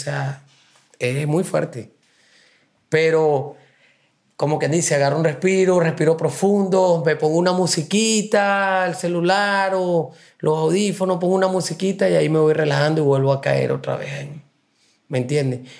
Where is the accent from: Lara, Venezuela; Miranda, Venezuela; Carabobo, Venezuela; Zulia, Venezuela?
Carabobo, Venezuela; Puerto Cabello; moved away as an adult; now in New York, United States; Puerto Cabello, Venezuela, y es una costa.